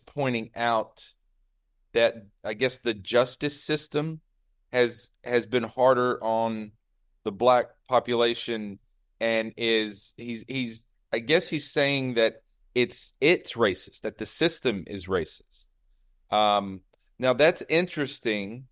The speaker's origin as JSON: {"language": "English", "region": "the South", "country": "United States", "tie": "born or raised there", "said": "I grew up like you, Brian. I grew up in the South"}